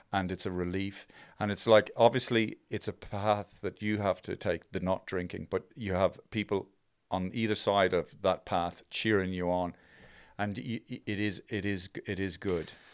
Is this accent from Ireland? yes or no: yes; Ireland; growing up in Ireland